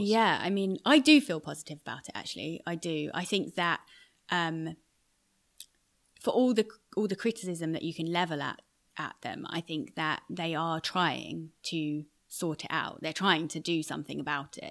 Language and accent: English; United Kingdom; moved away as an adult; also born or lived in Iraq; now in New York, United States; being a Brit in New York